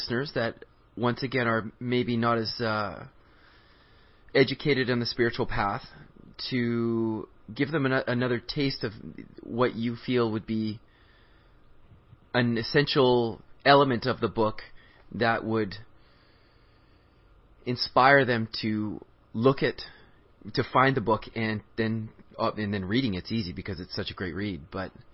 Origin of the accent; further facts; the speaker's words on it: Canada; I grew up in Canada, and I'm not from India